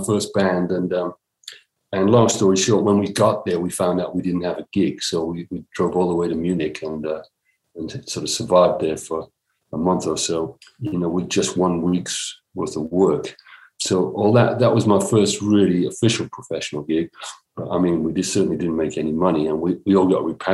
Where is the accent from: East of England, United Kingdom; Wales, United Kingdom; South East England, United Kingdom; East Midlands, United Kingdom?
Wales, United Kingdom; Cardiff; outside of Cardiff, where I was born in Wales.